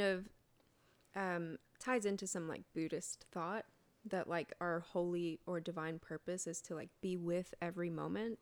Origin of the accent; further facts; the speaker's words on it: Colorado Springs, Colorado, United States; I grew up in Colorado Springs, Colorado, which is called the evangelical capital of the United States, actually